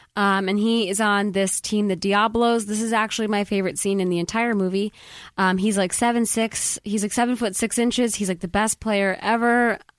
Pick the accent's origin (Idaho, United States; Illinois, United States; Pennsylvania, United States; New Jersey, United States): Illinois, United States; Chicago; because I grew up obviously in Chicago with Michael Jordan, Rodman, and Pippen, so those were my dudes.